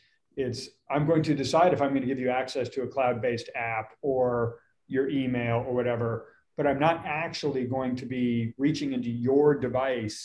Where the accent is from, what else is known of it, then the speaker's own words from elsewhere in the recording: Lake Tahoe, United States; also born or lived in Austin, Texas; now in Dallas, United States; I grew up in Lake Tahoe